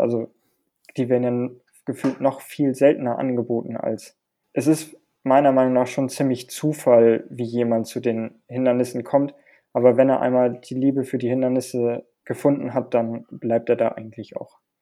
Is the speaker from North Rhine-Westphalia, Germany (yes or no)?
yes; Hilden, North Rhine-Westphalia, Germany; moved away; bei uns in Hilden auf der Anlage